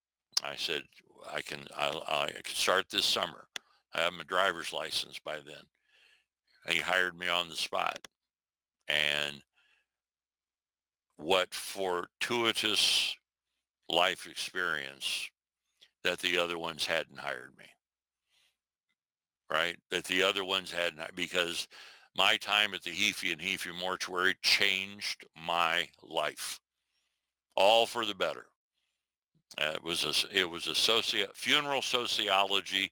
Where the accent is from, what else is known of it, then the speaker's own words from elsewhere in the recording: Iowa, United States; I was some kid from Iowa